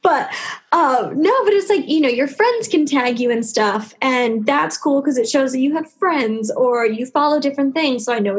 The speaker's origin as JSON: {"language": "English", "region": "Tennessee", "country": "United States", "tie": "born or raised there", "moved": "yes", "said": "my high school where I grew up in Tennessee"}